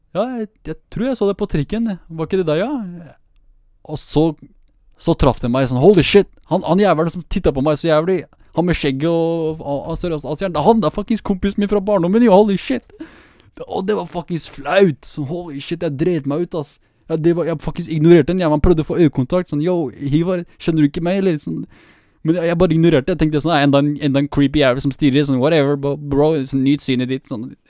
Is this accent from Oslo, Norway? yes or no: no; Vestby, Akershus, Norway; jeg er fra Vestby